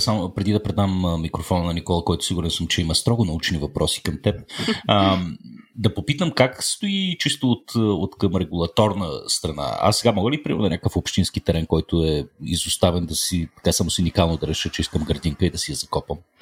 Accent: Sofia, Sofia City, Bulgaria; аз пък съм от Слатина

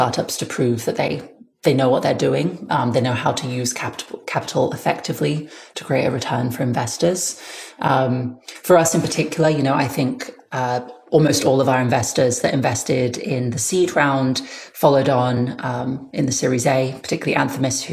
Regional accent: United Kingdom; now in United States; As a British person

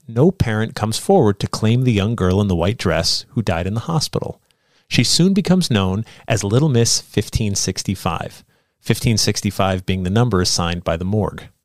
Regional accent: Sandy Hook, Connecticut, United States; when I was a kid growing up in Sandy Hook, Connecticut

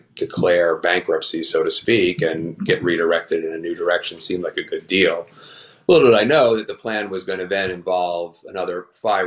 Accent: New York City, New York, United States; moved away as an adult; also born or lived in Westchester County / Pennsylvania; I grew up in New York City and Westchester County

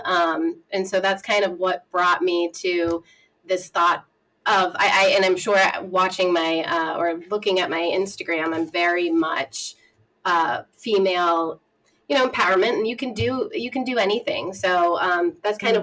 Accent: a small town in Massachusetts, United States; I'm from a small town in Massachusetts, about an hour west of Boston.

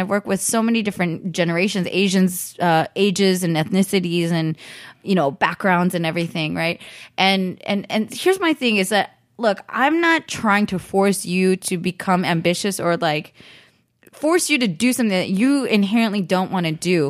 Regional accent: Bay Area, California, United States; now in Los Angeles, United States; I grew up in the Bay Area

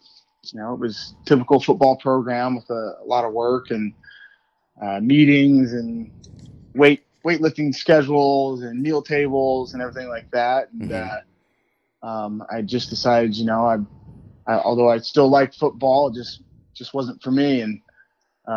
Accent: Pella, Iowa, United States; I'm from Pella, Iowa, and grew up in a small town out in the country.

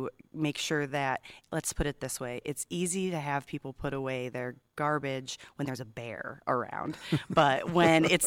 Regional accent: Illinois, United States; now in Santa Catalina Island, United States; I'm from Illinois

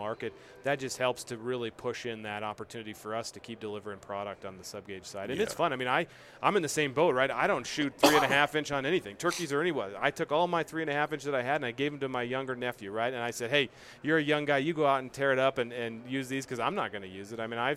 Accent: Midwest, United States; also born or lived in Iowa / Minnesota; I grew up in the Midwest, you know, grew up in Iowa, Minnesota, that whole chain in there.

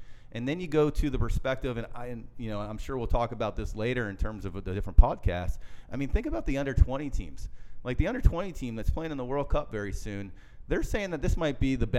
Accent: Virginia, United States; I grew up in Virginia area, and I have a lot of friends around that ACC world

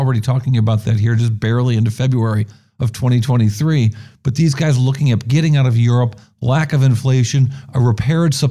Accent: New York, United States; also born or lived in Benton Harbor, Michigan; now in San Francisco, United States; I grew up in New York

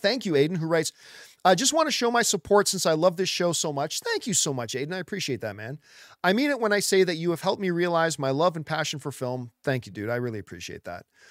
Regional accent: Canada; I am Italian Canadian. I was born in Canada

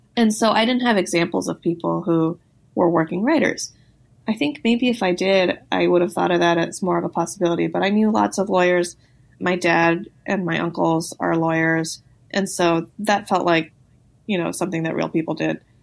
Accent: Los Angeles, California, United States; I grew up

